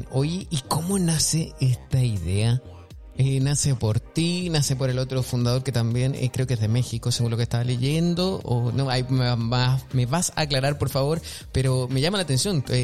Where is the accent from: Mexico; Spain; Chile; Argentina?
Chile; Es como que yo soy chileno y digo, ok, un chileno hablando inglés.